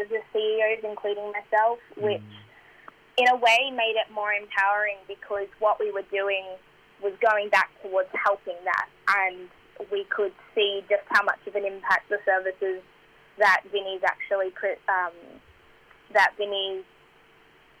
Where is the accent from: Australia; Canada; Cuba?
Australia; I was born in Australia